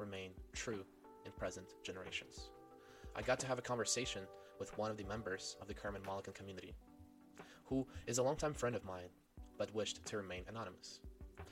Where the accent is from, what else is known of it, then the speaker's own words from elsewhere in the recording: Western Ukraine, Ukraine; now in Fresno, United States; born and raised in the Russian-speaking family in Western Ukraine